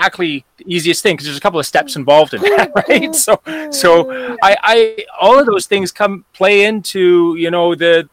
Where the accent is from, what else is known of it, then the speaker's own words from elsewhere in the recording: Vancouver Island, British Columbia, Canada; now in Calgary, Canada; I grew up on Vancouver Island, actually, so out on the West Coast